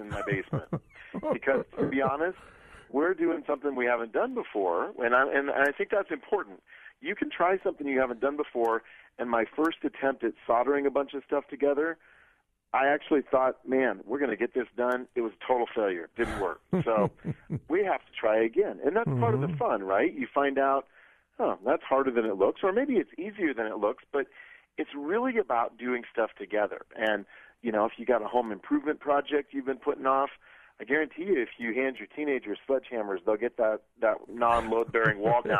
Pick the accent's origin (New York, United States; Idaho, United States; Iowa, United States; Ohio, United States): Iowa, United States; now in Colorado Springs, United States; So I grew up in Iowa, as I mentioned. I live in Colorado Springs now.